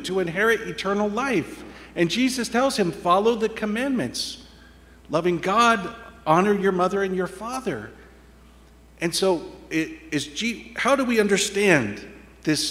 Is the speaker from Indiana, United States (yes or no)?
yes; Indiana, United States; moved away; with my family growing up in Indiana, the flat farmlands of Indiana